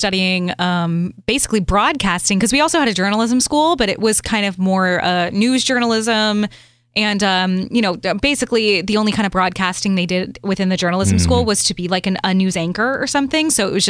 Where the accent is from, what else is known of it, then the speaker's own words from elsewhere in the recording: St. Louis, Missouri, United States; moved away as an adult; also born or lived in Los Angeles / Miami; in my hometown of St. Louis